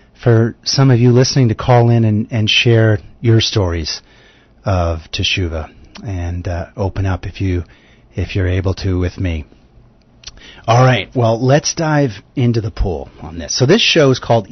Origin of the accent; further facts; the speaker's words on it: United States; accent: American; also born or lived in New York; I live in New York. You can probably tell from my accent that I'm American